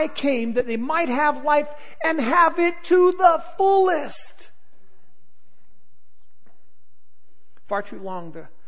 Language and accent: English; Southern California, United States; I grew up in Southern California.